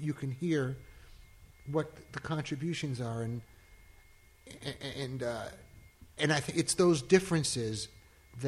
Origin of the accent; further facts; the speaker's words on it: Long Island, New York, United States; I grew up in Long Island